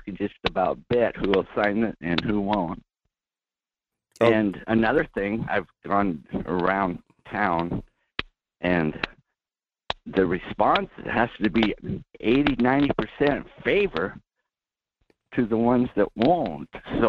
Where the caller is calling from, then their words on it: Seward, Alaska, United States; Good morning. … from Seward.